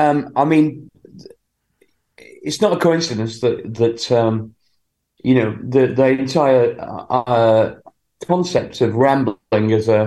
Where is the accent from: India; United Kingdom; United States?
United Kingdom; Sheffield, Yorkshire and the Humber; when I was growing up in Sheffield.